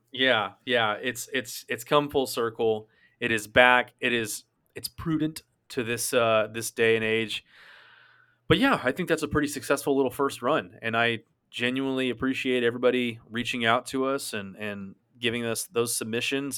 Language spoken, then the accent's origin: English; North Texas, United States; we are from North Texas